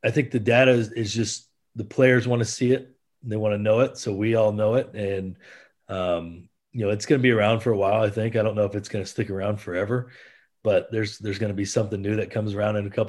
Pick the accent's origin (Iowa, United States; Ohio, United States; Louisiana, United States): Iowa, United States; I'm originally from Iowa